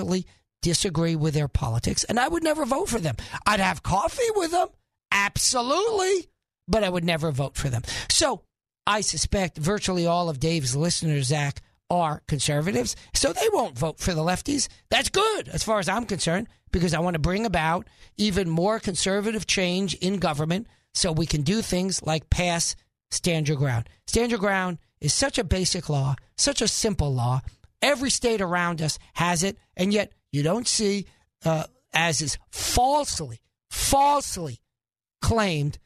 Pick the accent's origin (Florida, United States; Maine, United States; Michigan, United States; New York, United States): New York, United States; moved away as an adult; also born or lived in Northeast; now in Arkansas, United States; I was born in New York